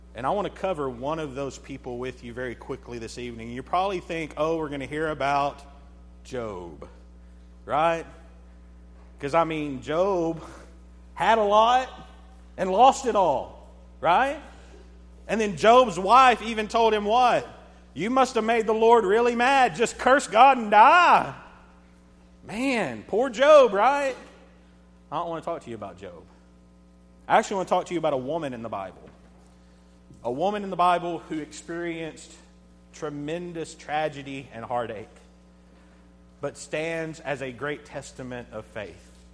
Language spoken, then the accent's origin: English; United States; I'm American